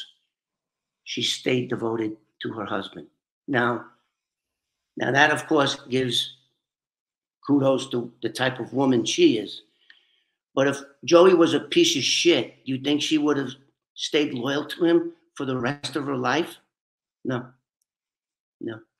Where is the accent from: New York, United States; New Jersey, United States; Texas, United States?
New York, United States; New York City; I was raised in the South Bronx, a predominantly Black and Puerto Rican neighborhood